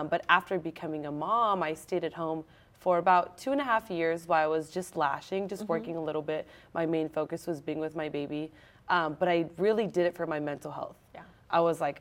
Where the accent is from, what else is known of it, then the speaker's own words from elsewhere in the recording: San Jose, California, United States; I'm born and raised in San Jose